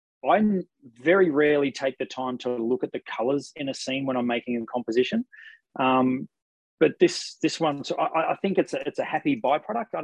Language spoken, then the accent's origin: English; Ocean Grove, Victoria, Australia; my hometown in Ocean Grove